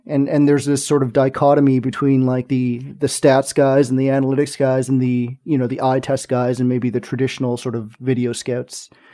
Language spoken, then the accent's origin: English; Montreal, Quebec, Canada; in Montreal, my hometown, our current hometown.